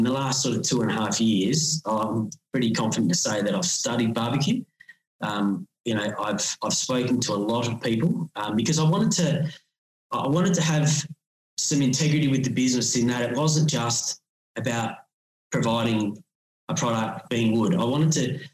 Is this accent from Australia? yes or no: yes; Australia; I grew up in Waiponga, and it gets cold down here.